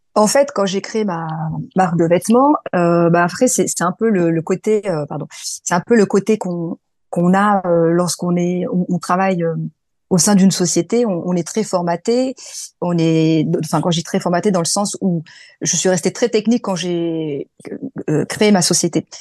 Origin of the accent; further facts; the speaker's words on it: France; also born or lived in Morocco; je suis franco-marocaine, mais je suis née en France et mes parents sont marocains